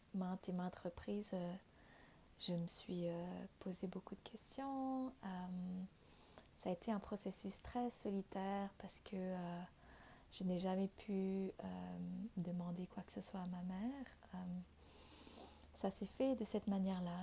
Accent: Vietnam; moved away; J'ai grandi au Vietnam, je suis née au Vietnam

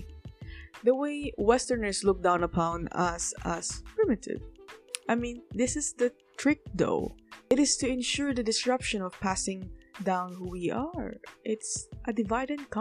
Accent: Philippines; as a Filipino who claims herself to be an activist

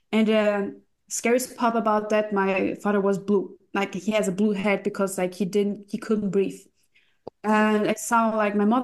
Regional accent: Russia; English is a second language; Because we came from Russia, we did my my parents did a lot for me and I couldn't give something back.

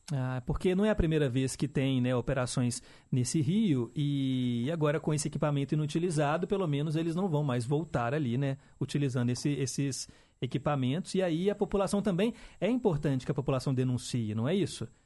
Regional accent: Minas Gerais, Brazil

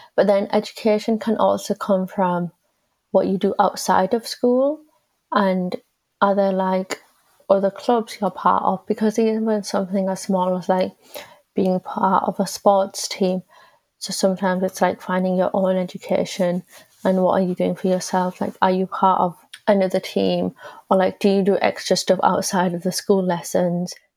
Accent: England, United Kingdom; I'm also British because this is where I've been born and where I've been brought up

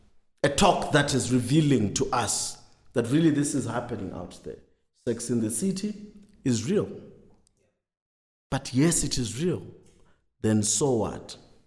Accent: Harare, Zimbabwe; we find ourselves in as young people growing up in Harare, growing up in big, busy cities.

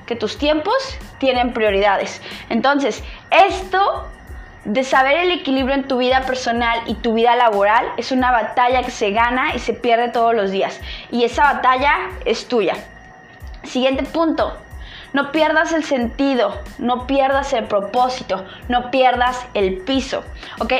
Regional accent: State of Mexico, Mexico; yo soy nacida en el Estado de México, estudié hasta la preparatoria en el Estado de México

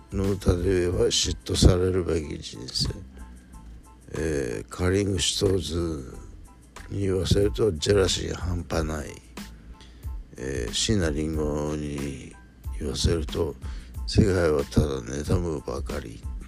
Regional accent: Shizuoka, Japan; 僕の地元のこの静岡市に来てくれるアーティスト

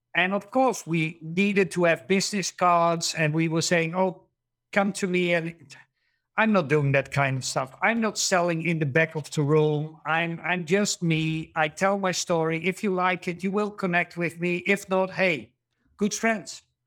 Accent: Netherlands; also born or lived in Germany; I'm from the Netherlands, Germany

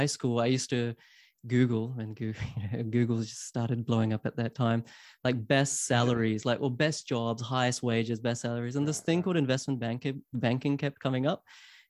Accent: New Zealand; also born or lived in Queensland, Australia / Sydney, Australia / London, United Kingdom; I grew up in New Zealand. I went to university at UQ in Queensland.

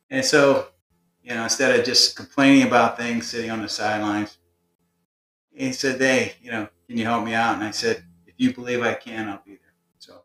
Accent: Canton, Ohio, United States; I grew up in Canton, Ohio, home of Football Hall of Fame.

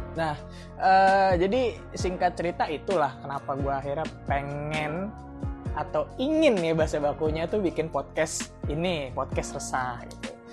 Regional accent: Bekasi, West Java, Indonesia; moved away as an adult; now in Surakarta, Indonesia; kampung halaman gue

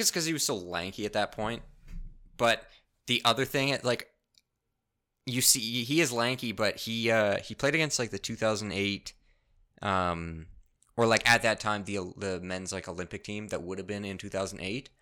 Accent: Canada; as a Canadian

